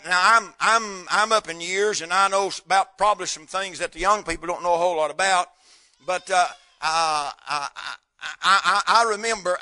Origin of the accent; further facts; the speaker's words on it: North Carolina, United States; moved away; where I was raised up in North Carolina